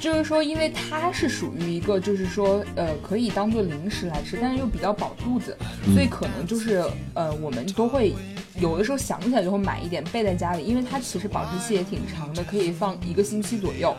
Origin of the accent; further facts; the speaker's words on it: Hubei, China; 我们湖北人